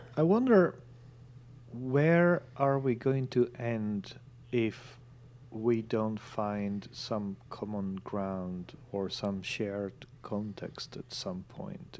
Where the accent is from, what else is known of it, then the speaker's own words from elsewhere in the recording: northern Italy, Italy; now in London, United Kingdom; I was in my hometown in northern Italy.